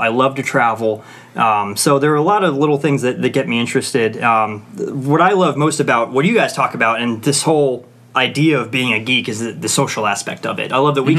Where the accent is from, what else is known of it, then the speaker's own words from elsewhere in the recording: Northern Virginia, United States; I always grew up in the Northern Virginia area. Born and raised in the Northern Virginia area.